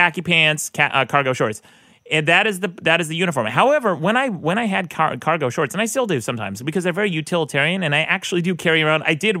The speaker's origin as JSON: {"language": "English", "region": "Utah", "country": "United States", "said": "I'm from Utah"}